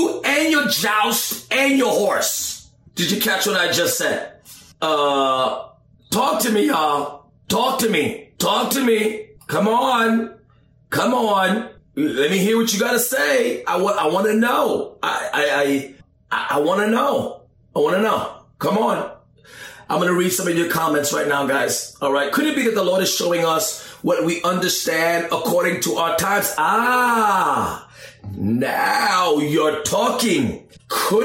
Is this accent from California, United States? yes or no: no; New York City, New York, United States; I'm from the Bronx